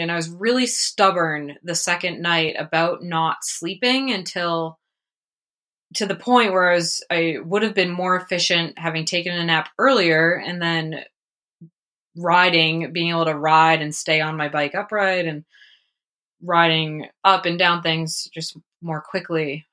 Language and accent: English; Prescott, Arizona, United States; it'll be fun 'cause it's my hometown